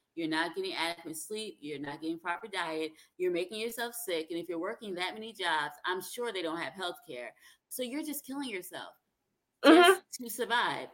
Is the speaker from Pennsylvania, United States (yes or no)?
no; South Carolina, United States; also born or lived in New Jersey; now in Alabama, United States; I grew up in South Carolina. I was born in New Jersey, but when I was 10, my parents moved to South Carolina